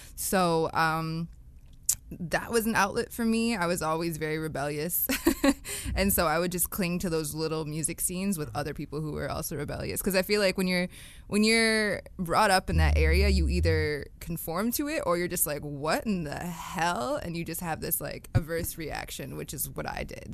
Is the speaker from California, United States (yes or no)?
no; Northern Michigan, United States; now in Toronto, Canada; I'm originally from Northern Michigan